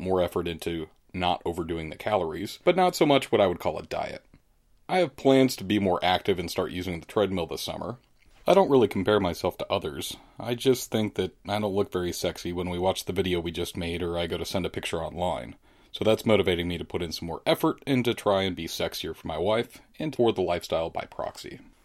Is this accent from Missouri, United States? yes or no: yes; St. Louis, Missouri, United States; I'm from Saint Louis, thirty-eight years old